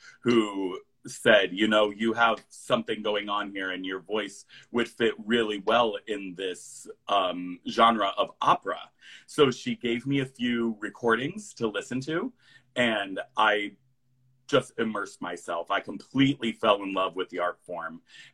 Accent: Iowa, United States; also born or lived in New York City; I grew up here. My folks are still here.

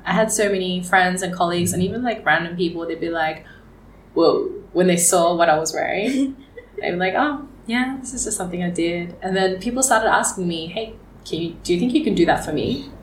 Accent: Geelong, Victoria, Australia; also born or lived in Melbourne, Australia; now in Vietnam; I do remember growing up in Australia and wondering, how Australian am I?

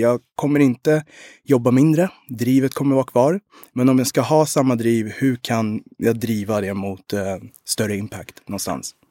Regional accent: Sweden; also born or lived in Rwanda / Uganda; min mor kom till Sverige i maj 91 och jag föddes den 9 maj. 91.

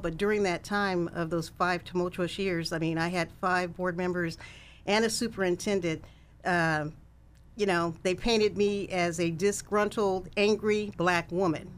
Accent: Sacramento, California, United States; also born or lived in Kansas; I'm a Sacramento native, and I grew up in North Highlands

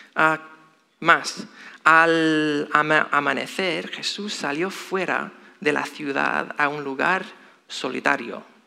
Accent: Chicago, Illinois, United States; moved away; soy de Estados Unidos, específicamente Chicago

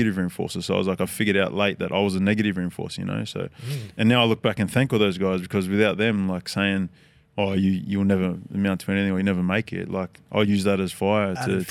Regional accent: Sydney, New South Wales, Australia; Born and raised in Sydney and lived here my whole life.

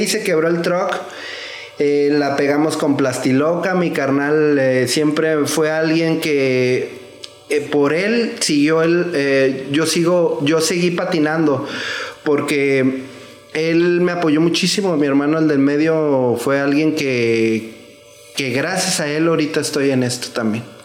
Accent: Zapopan, Jalisco, Mexico; yo soy de Zapopan Centro. Yo, yo pienso que soy la segunda generación de ahí, de Zapopan.

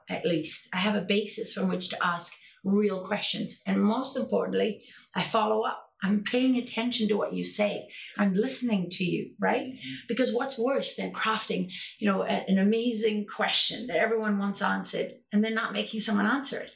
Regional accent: South Africa; I grew up in South Africa under apartheid

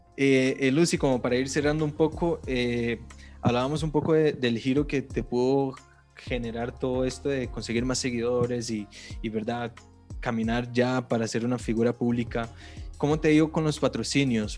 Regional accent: Brazil; now in Costa Rica; yo como vengo de Brasil

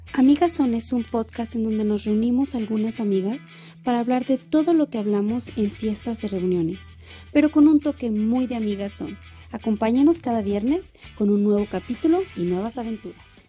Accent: Mexico

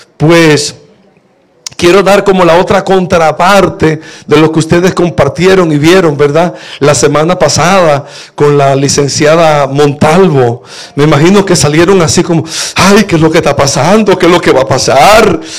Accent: La Romana, Dominican Republic; moved away; estaba en la romana, en la iglesia donde me crié

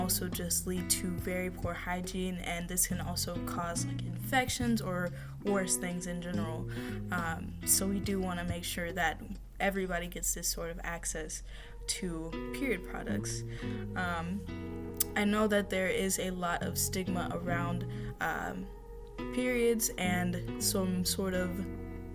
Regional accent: United States; I am American

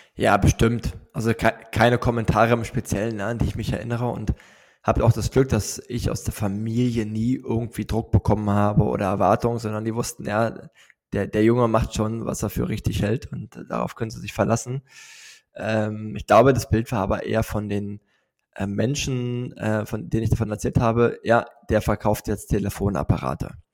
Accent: Neuruppin, Brandenburg, Germany; moved away as an adult; also born or lived in United States / South America; now in Berlin, Germany; ich komme aus Neuruppin. Das ist eine Kleinstadt, 70 Kilometer nördlich von Berlin, im schönen Brandenburg gelegen.

